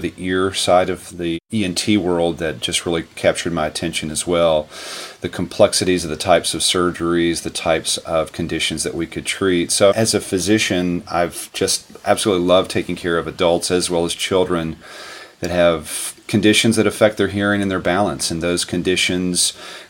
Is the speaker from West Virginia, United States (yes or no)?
yes; West Virginia, United States; I grew up in West Virginia